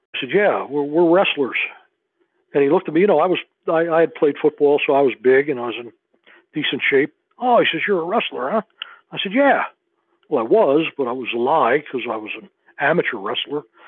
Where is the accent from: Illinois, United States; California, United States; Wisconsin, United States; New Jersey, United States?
New Jersey, United States; moved away as an adult; also born or lived in Missouri; I'm I'm from New Jersey.